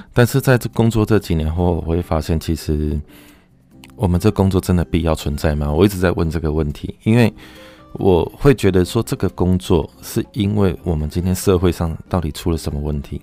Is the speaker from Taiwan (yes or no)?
yes; Taiwan; 我们台湾人很可爱